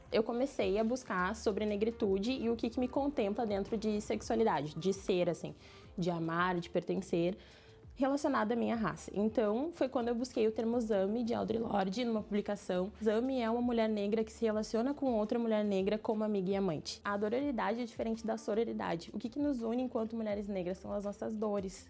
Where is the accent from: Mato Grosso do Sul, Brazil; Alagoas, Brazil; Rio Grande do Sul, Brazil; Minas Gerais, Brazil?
Rio Grande do Sul, Brazil; Porto Alegre; Eu sou de Porto Alegre, Rio Grande do Sul